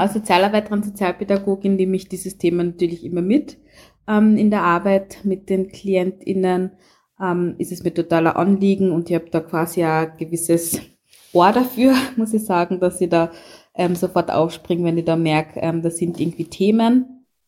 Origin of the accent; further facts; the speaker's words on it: Carinthia, Austria; ich in meinem Fall ähm, komme aus Kärnten